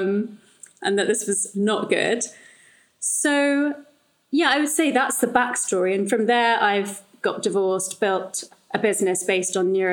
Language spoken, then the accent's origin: English; London, United Kingdom; I grew up in London